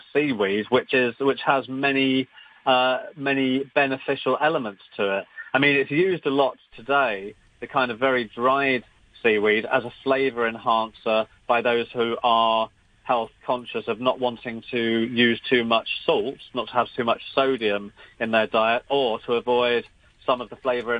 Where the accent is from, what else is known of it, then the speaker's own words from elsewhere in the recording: London, United Kingdom; moved away; a Cantonese restaurant in suburban North London, where I grew up